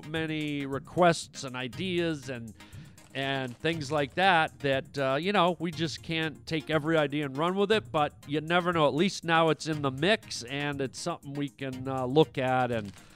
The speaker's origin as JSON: {"language": "English", "country": "Canada", "moved": "yes", "lives_now": "United States", "said": "Canada, which is my home country"}